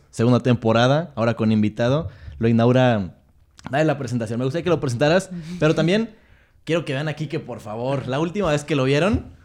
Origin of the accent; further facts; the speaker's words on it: Guadalajara, Jalisco, Mexico; Soy de Guadalajara, empezó a los 16 años.